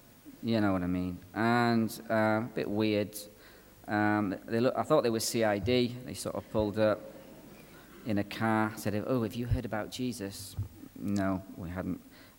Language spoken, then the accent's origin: English; Belfast, Northern Ireland, United Kingdom; accent: Irish; also born or lived in Donegal, Ireland; You can tell by my accent that I'm an Irishman, can't you? I was actually born in Donegal and actually lived in Belfast as a boy.